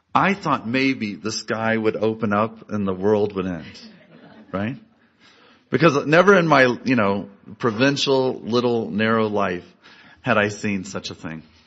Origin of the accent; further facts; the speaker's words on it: Galesburg, Illinois, United States; I grew up in Galesburg, Illinois, a small Midwestern town.